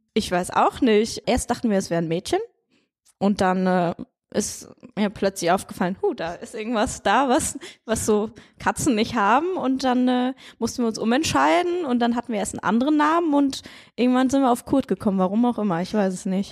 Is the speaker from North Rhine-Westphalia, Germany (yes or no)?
yes; Siegen, North Rhine-Westphalia, Germany; also born or lived in near Osnabrück, Lower Saxony / Switzerland; geboren bin ich in der Nähe von Osnabrück und äh, dann sind wir für ein paar Jahre in die Schweiz gezogen und seit der Grundschule bin ich dann äh, ja, in Kreuzer beziehungsweise Siegen gewesen